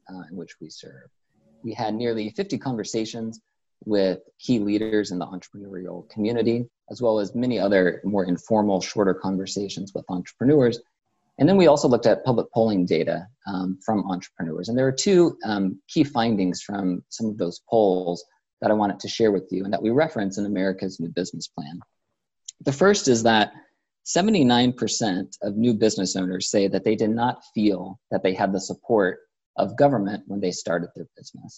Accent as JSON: {"language": "English", "town": "Topeka", "region": "Kansas", "country": "United States", "tie": "born or raised there", "said": "I grew up in Topeka, Kansas"}